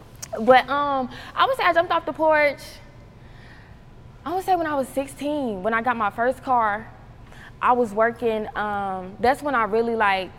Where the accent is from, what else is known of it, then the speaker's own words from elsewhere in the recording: Charlotte, North Carolina, United States; growing up in Charlotte as a female rapper